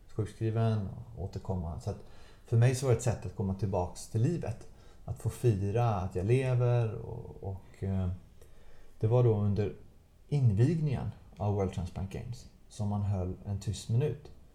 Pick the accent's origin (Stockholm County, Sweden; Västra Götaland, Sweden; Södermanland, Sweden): Västra Götaland, Sweden; Gothenburg; Göteborg av alla städer, där jag, där jag kommer ifrån